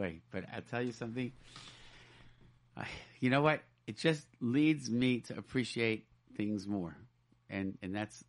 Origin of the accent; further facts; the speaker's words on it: Rochester, New York, United States; I grew up in Rochester, New York, and there was no yeshiva. There's no high school.